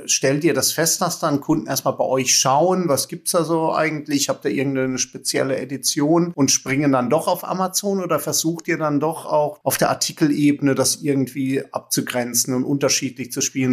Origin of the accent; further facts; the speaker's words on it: Germany; wir jetzt als Deutsche